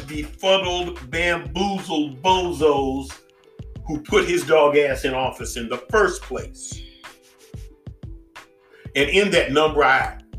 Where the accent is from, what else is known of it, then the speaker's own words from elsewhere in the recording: Inglewood, California, United States; I'm from Inglewood